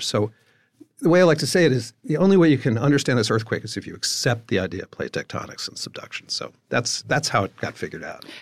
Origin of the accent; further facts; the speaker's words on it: East Coast, United States; I grew up in the East Coast